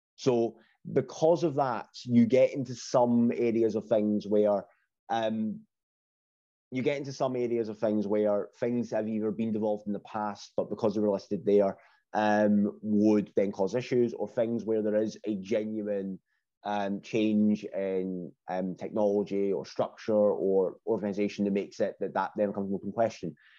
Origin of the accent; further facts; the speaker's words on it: Scotland, United Kingdom; being Scottish